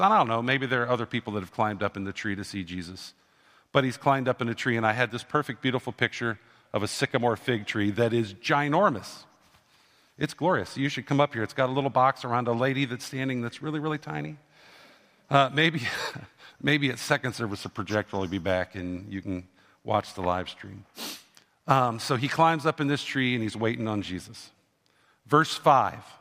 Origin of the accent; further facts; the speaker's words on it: Canton, Ohio, United States; When I grew up, I grew up in Canton, Ohio, which was the home of the Football Hall of Fame